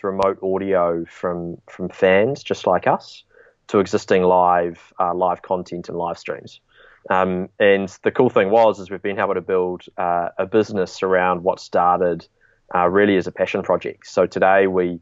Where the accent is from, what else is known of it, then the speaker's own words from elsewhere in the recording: New Zealand; we're originally from New Zealand. I'm actually coming to you over the phone from New Zealand today